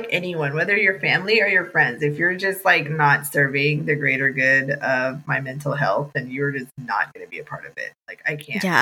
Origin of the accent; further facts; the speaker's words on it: United States; also born or lived in India / Texas; I was born in, in India, but grew up in America, and I am American, American Indian